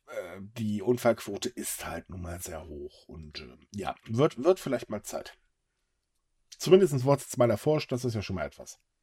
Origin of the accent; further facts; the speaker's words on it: Germany; bei uns in Deutschland